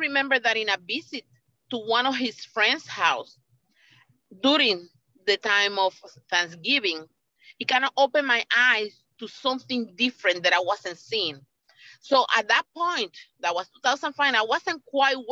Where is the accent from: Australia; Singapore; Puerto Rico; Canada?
Puerto Rico; moved away; I come from Puerto Rico. And I'm Puerto Rican born